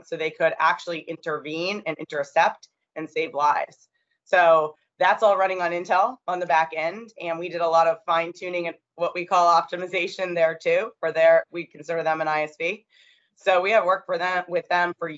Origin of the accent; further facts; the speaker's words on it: Maine, United States; now in New York, United States; I grew up in Maine, actually. So I'm from there.